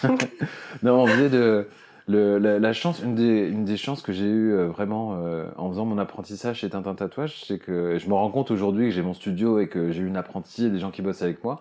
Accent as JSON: {"language": "French", "town": "Cherbourg", "region": "Normandy", "country": "France", "tie": "born or raised there", "said": "moi, j'ai grandi à Cherbourg, en Normandie"}